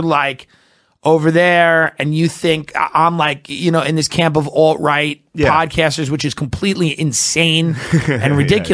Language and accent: English; Long Island, New York, United States; I'm from Long Island